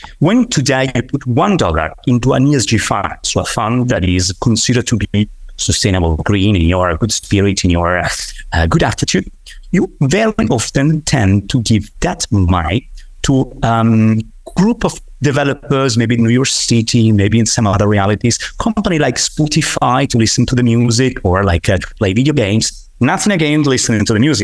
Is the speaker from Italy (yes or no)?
yes; Tuscany, Italy; I come from Tuscany. I come from one of those territories where nature is absolutely everything.